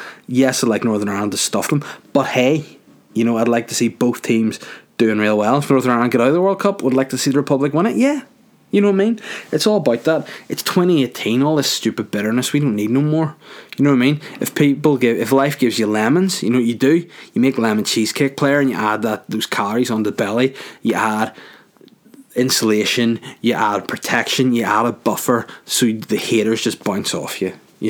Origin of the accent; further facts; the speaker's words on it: Bosnia & Herzegovina; I'm from Bosnia and I'm a Bosnian.